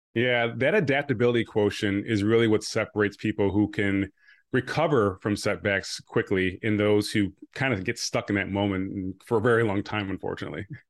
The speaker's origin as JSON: {"language": "English", "town": "Rochester", "region": "New York", "country": "United States", "tie": "born or raised there", "also_born_or_lived": "Buffalo / Connecticut", "said": "I grew up nearby in Rochester"}